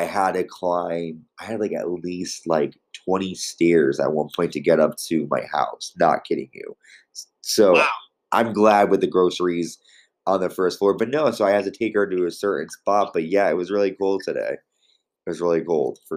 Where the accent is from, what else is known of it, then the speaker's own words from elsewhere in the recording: Connecticut, United States; Connecticut, my home state